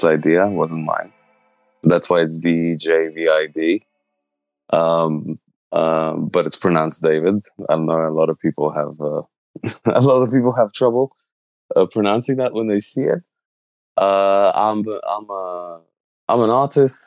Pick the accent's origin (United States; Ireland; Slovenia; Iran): Slovenia; I grew up in Slovenia.